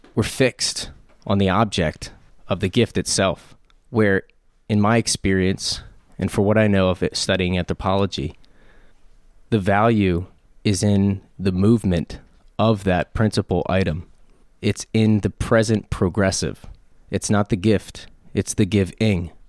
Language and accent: English; Harrisburg, Pennsylvania, United States; I'm from Harrisburg, born and raised.